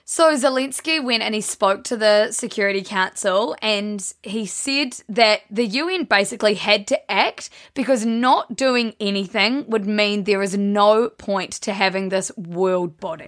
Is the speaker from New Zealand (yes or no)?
yes; South Island, New Zealand; We're from the South Island. We grew up calling it Fajoa, but everyone up in the North Island calls it Fajoa